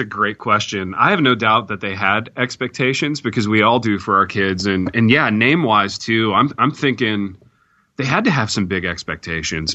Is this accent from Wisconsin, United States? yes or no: no; Indiana, United States; growing up in the Midwest, growing up in Indiana